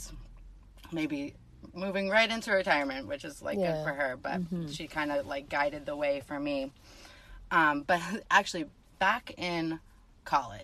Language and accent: English; Greenfield, Massachusetts, United States; moved away as an adult; now in Maine, United States; I'm from the Western Mass area. So like the UMass area is a area that most people are familiar